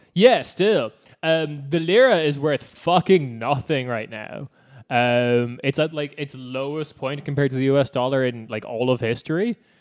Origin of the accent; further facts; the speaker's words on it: Cork, Munster, Ireland; I'm from Cork